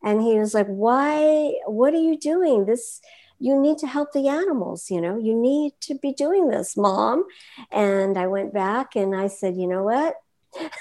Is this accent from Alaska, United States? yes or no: no; Los Angeles, California, United States; I grew up in Hollywood